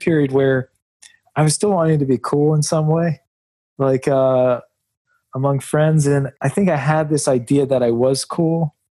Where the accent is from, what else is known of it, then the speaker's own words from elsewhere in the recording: Alabama, United States; also born or lived in Indianapolis / Charlotte / Lexington; because I was born in Indianapolis. We lived there for a while. We were in Charlotte, North Carolina, and then we moved to Alabama. Then we were in Lexington, Kentucky.